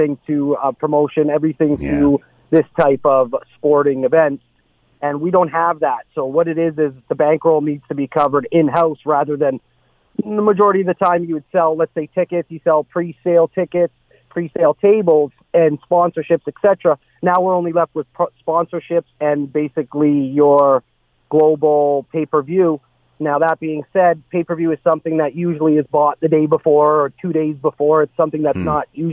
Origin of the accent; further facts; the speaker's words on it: Hamilton, Ontario, Canada; my hometown of Hamilton